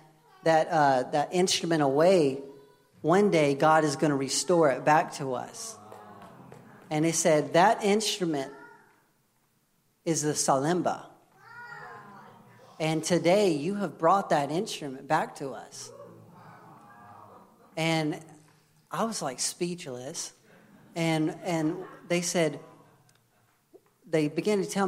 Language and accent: English; United States; I'm American.